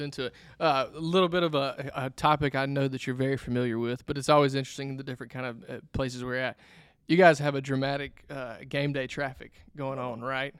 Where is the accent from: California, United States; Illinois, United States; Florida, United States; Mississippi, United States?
Mississippi, United States; Mendenhall; I grew up in Minden Hall, uh, Simpson County there